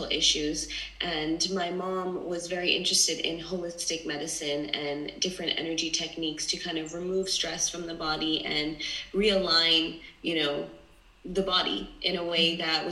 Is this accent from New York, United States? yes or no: yes; New York City, New York, United States; also born or lived in Los Angeles / London; I was born and raised in New York City, but now I currently live between LA, New York, and London